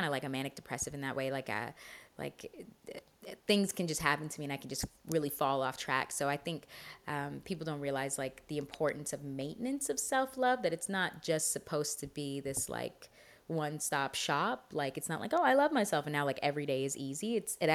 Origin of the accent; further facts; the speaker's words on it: Canada; I'm very Canadian in that way